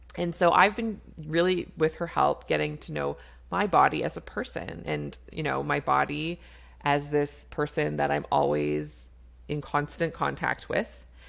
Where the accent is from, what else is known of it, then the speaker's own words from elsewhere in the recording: Canada; I'm a Canadian family physician